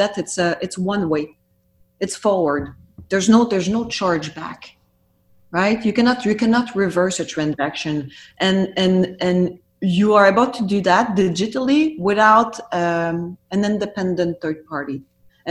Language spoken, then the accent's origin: English; Canada; we as Canadian